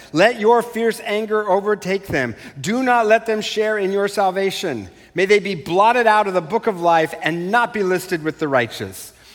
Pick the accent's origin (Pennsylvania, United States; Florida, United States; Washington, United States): Washington, United States; Eastern; I was raised in Eastern Washington.